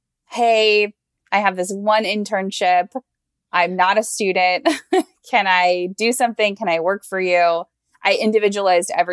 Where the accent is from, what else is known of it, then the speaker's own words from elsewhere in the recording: Ocala, Florida, United States; I am from a small town in Florida called Ocala